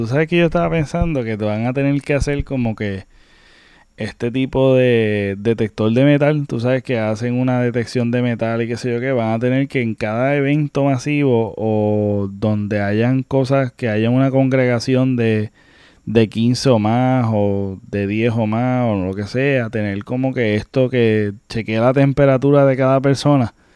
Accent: Puerto Rico

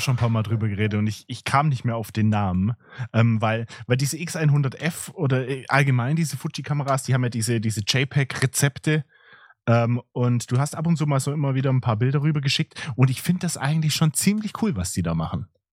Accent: Swabia, Baden-Württemberg, Germany; accent: Swabian; mit meinem schwäbischen Akzent

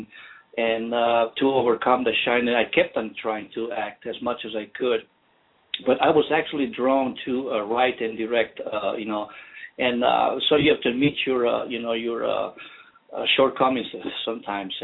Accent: northern Italy, Italy; moved away as an adult; now in Illinois, United States; I was born and raised in a small town, northern Italy.

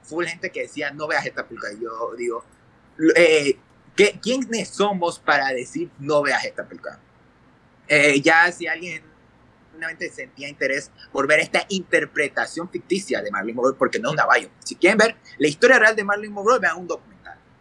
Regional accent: Ecuador; yo soy de Ecuador

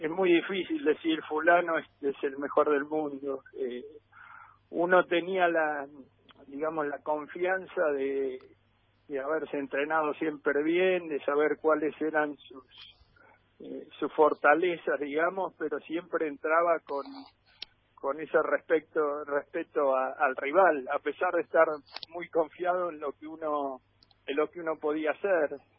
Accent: Argentina; como todo argentino he jugado al fútbol un montón

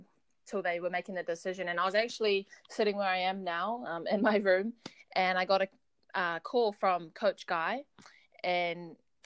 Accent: New Zealand; not only to represent New Zealand, but just to represent my family, my hometown, and my school.

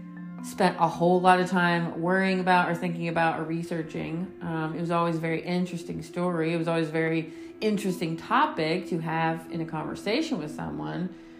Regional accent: East Coast, United States; me growing up in the East Coast, the winter there versus Colorado are very two different things.

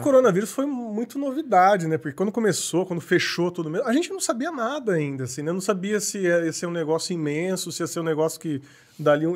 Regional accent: Paulínia, São Paulo, Brazil; also born or lived in Campinas; Eu nasci em Campinas, mas assim, já fui e voltei algumas vezes, mas sempre, sempre fiquei em Paulínia a maior parte da vida

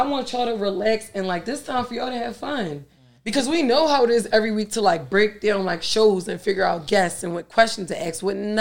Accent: Philadelphia, Pennsylvania, United States; I'm just a regular John, you know, from South Philly

